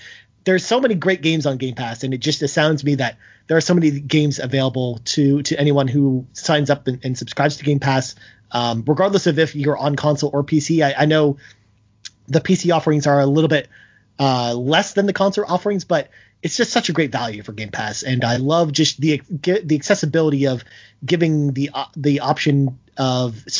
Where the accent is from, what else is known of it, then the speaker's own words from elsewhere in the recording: Toronto, Ontario, Canada; my hometown, Toronto, where I live